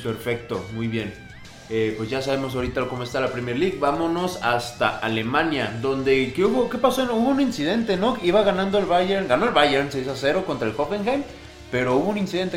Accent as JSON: {"language": "Spanish", "country": "Mexico", "said": "aquí los mexicanos"}